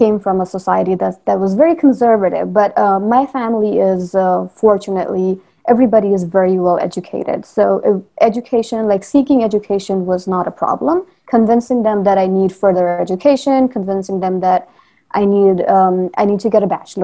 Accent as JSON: {"language": "English", "country": "Nepal", "moved": "as an adult", "lives_now": "United States", "said": "So I am actually from Nepal. So I'm like half Nepali, half Indian. And then moving from Nepal to US"}